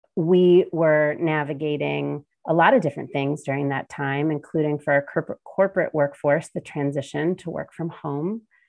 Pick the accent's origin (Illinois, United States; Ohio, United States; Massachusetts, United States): Ohio, United States; Cincinnati; my hometown of Cincinnati, Ohio